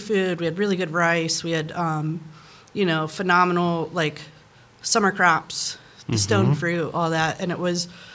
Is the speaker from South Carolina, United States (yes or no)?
yes; Charleston, South Carolina, United States; now in New Orleans, United States; I grew up in Charleston, South Carolina. I moved to New Orleans in 1996